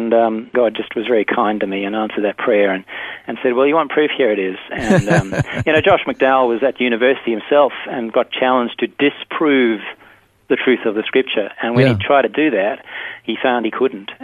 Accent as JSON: {"language": "English", "country": "South Africa", "tie": "born or raised there", "moved": "yes", "lives_now": "Perth, Australia", "said": "I grew up in South Africa. I grew up on a cattle farm"}